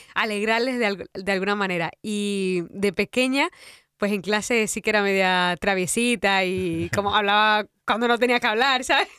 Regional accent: Dominican Republic; porque soy de República Dominicana

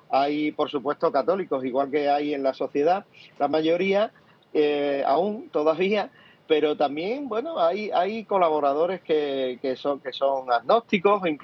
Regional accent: Cádiz, Andalusia, Spain; yo soy gaditano, andaluz, en esta tierra donde ha sido tanto tiempo machacada

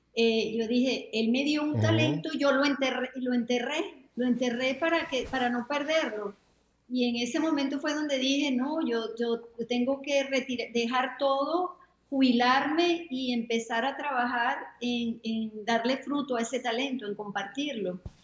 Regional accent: Venezuela; moved away as an adult; also born or lived in New York; now in Florida, United States; soy venezolana, ah, ya tengo 25 años viviendo aquí en los Estados Unidos

